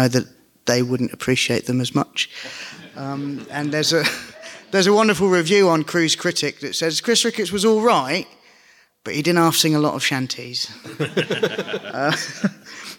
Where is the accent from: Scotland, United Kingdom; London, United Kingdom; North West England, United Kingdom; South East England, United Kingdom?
South East England, United Kingdom; Portsmouth; also born or lived in Southampton; I'm from a port town. I'm from Portsmouth in the UK